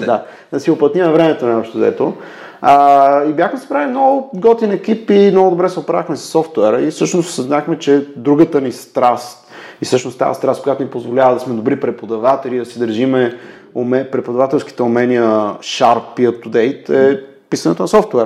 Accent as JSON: {"language": "Bulgarian", "town": "Pleven", "region": "Pleven Province", "country": "Bulgaria", "tie": "born or raised there", "also_born_or_lived": "Sofia", "moved": "yes", "said": "Аз съм от Плевен. Там съм учил в Мегето в Плевен"}